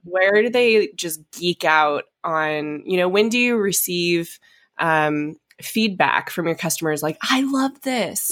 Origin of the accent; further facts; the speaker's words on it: Coeur d'Alene, Idaho, United States; moved away; also born or lived in Napa, California; coming from Idaho and growing up in Coeur d'Alene on the lake